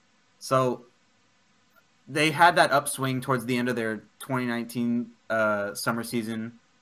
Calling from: Houston, Texas, United States

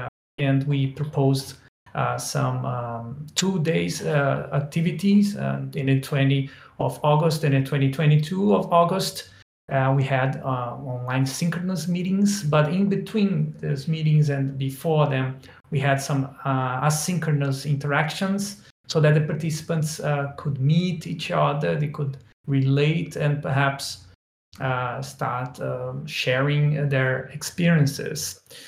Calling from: Brazil; English is a second language; Just to prove that participatory design is really going global, I'm speaking from Brazil.

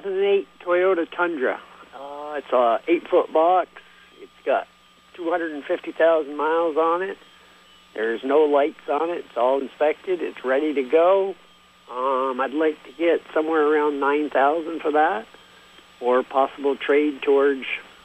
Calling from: Bolton, Vermont, United States

